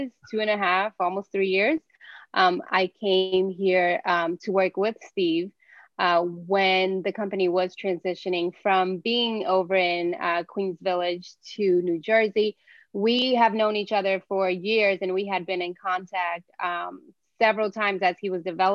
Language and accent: English; Brazil; also born or lived in Virginia; now in New York City, United States; I haven't lived anywhere other than Brazil. I was born in Brazil, but yeah. I've lived in Virginia for, you know, over 20 years